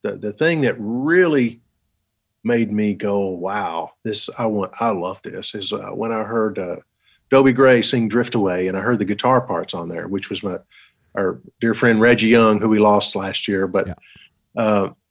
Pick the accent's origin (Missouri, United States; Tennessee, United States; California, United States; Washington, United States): Tennessee, United States; Townsend; now in Nashville, United States; I grew up in East Tennessee, a little town called Townsend, Tennessee, up in the mountains.